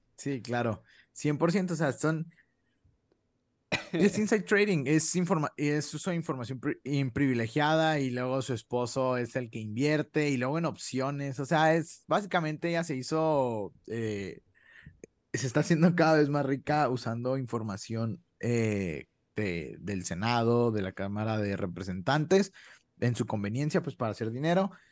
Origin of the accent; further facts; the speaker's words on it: Chihuahua, Mexico; nosotros somos de Chihuahua